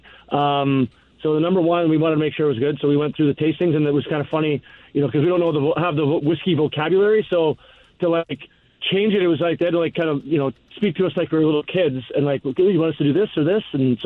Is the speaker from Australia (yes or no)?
no; Canada; moved away; our days growing up in Canada